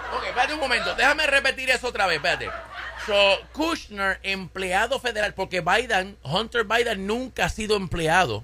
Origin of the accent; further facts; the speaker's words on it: Caguas, Puerto Rico; en mi pueblo, en Caguas, Puerto Rico